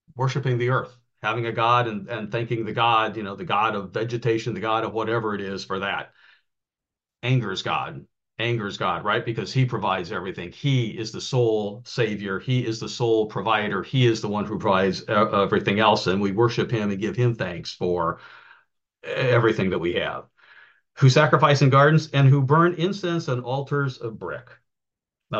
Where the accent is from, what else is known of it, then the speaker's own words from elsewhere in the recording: outside of Chicago, Indiana, United States; I grew up in outside of Chicago in the Indiana side